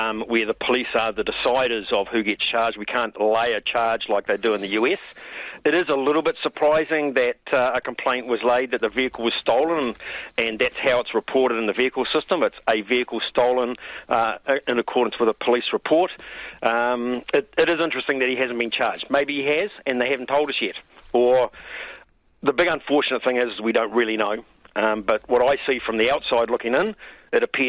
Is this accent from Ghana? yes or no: no; New Zealand; as a New Zealander